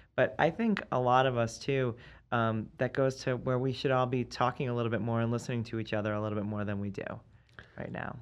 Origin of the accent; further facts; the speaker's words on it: East Coast, United States; moved away; I'm from the East Coast.